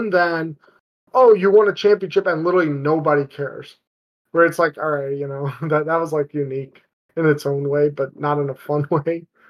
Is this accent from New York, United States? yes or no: yes; New York, United States; I grew up in New York. I'm a New Yorker through and through